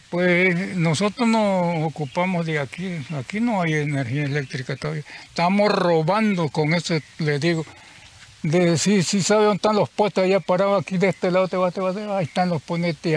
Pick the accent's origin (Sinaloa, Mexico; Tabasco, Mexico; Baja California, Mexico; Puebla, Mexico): Tabasco, Mexico; moved away as an adult; yo soy de Tabasco, de Tiapa, Tabasco, Tiapa, Tiapa, Tiapa. De ahí vengo yo